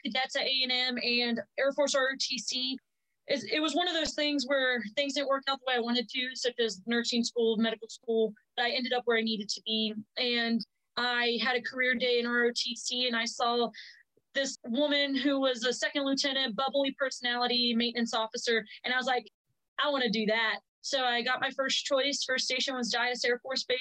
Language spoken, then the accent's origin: English; Brownsville, Texas, United States; I grew up in South Texas. Literally, if you look at Texas on a map, the southernest part city, Brownsville. That's where I grew up.